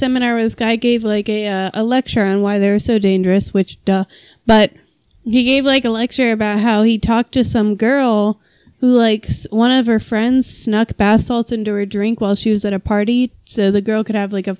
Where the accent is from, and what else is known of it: West Virginia, United States; born or raised there